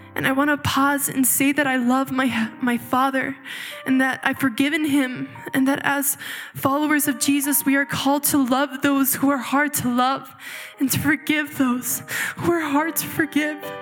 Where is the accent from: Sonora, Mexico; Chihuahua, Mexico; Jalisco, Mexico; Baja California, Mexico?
Chihuahua, Mexico; moved away; I was actually born and raised in Chihuahua, Mexico, in a small polygamous community of fundamental Mormons